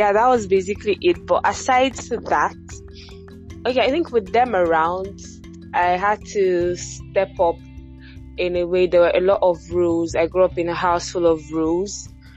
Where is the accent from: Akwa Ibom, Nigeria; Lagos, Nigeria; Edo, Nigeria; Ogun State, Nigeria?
Edo, Nigeria; Benin City; I was brought up in Benin City, Edo State